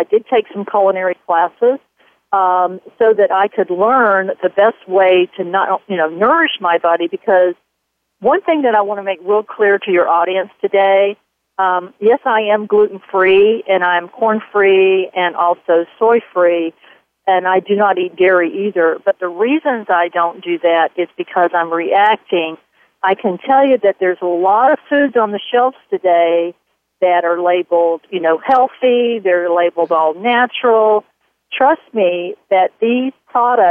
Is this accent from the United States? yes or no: yes; the South, United States; moved away; I'm originally from the South